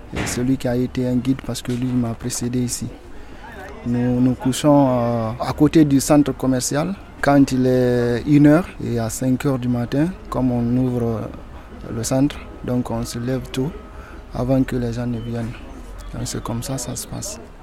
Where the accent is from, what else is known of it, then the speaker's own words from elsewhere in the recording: Boké, Boké Region, Guinea; moved away as an adult; now in France; Je suis né en Guinée, à, à Boké précisément